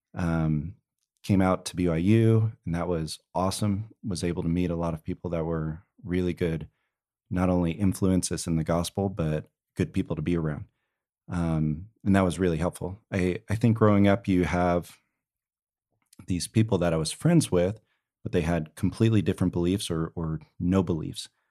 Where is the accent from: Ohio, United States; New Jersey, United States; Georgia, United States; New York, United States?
New Jersey, United States; moved away as an adult; also born or lived in Provo, Utah / Houston, Texas; I grew up in New Jersey. Um, I was out in New Jersey until I was eighteen, came out to B Y U in Provo, Utah.